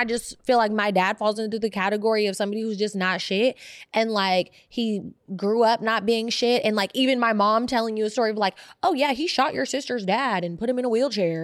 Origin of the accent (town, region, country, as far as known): Oakland, California, United States; born or raised there; also born or lived in Berkeley